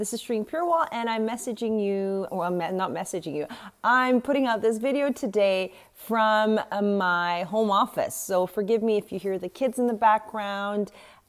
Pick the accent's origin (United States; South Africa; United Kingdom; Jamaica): South Africa; also born or lived in West Africa; I mean, I grew up in West Africa, South Africa